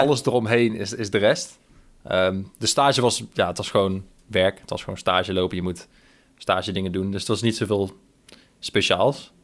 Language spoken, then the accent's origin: Dutch; 's-Hertogenbosch, North Brabant, Netherlands; moved away as an adult; also born or lived in Breda, Netherlands; now in Australia; Ik kwam uit Den Bosch